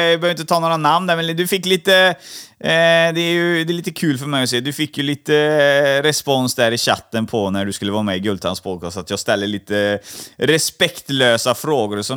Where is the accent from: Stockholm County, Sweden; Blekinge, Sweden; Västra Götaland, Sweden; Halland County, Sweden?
Stockholm County, Sweden; Stockholm; also born or lived in Gothenburg; Jag föddes i Stockholm.